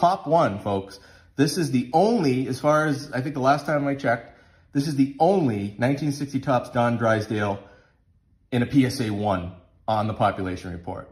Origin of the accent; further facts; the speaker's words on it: Massachusetts, United States; we grew up in Massachusetts